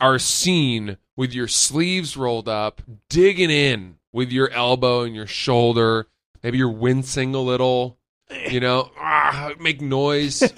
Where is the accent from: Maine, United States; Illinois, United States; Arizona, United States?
Maine, United States; now in Brooklyn, United States; I grew up in Maine